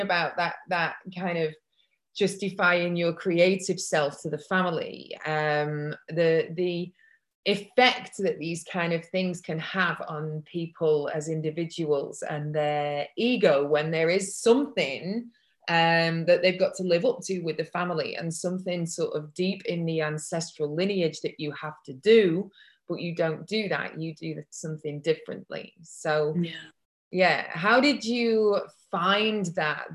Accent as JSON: {"language": "English", "town": "Manchester", "region": "North West England", "country": "United Kingdom", "tie": "born or raised there", "said": "I was born in Manchester in England, but brought up in a very white community"}